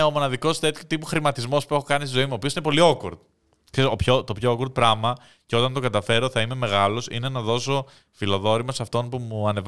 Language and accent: Greek; Greece; Είμαι από την Ελλάδα.